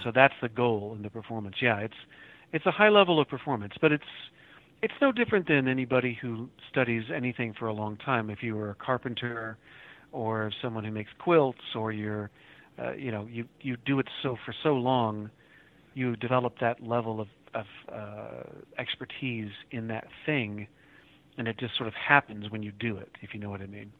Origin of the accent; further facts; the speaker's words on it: Oklahoma City, Oklahoma, United States; also born or lived in Moore, Oklahoma; I grew up in Oklahoma City and in Moore, Oklahoma, just south, south of the city, and went to school down here